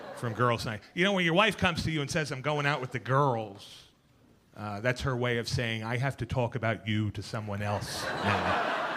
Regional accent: New York City, New York, United States; I was born and bred in Queens

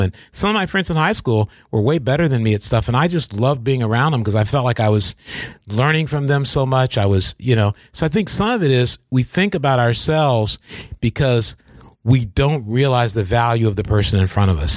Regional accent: Michigan, United States

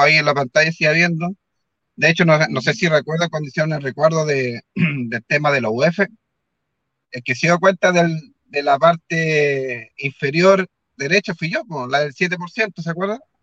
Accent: Concepción, Biobío, Chile; yo que soy de Concepción

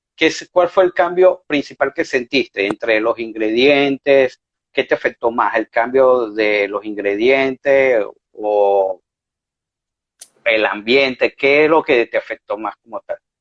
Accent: Venezuela; now in Spain; como cocineros venezolanos

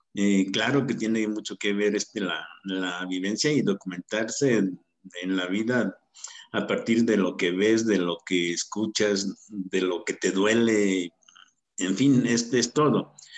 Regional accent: Salvatierra, Guanajuato, Mexico; also born or lived in Mexico City; now in Toluca, Mexico; soy originario de Salvatierra, Guanajuato. Hace muchos años que estoy viviendo ya aquí en Toluca, o sea, digamos que soy más mexiquense que guanajuatense

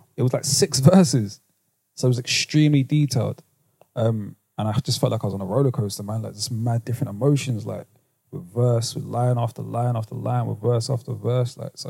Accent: London, United Kingdom; When you're like 19 years of age, growing up in London, it's difficult to show a certain level of vulnerability, especially amongst like your friends.

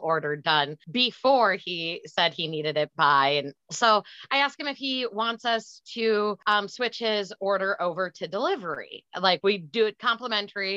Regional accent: Green Bay, Wisconsin, United States; when I was 15, I grew up in Green Bay, Wisconsin.

